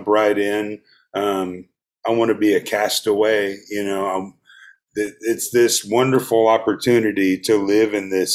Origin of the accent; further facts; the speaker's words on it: Gainesville, Georgia, United States; where I grew up in Gainesville